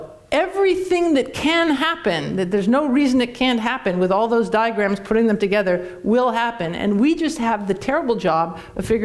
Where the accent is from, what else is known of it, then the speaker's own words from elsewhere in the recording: Canada; now in United States; I'm Canadian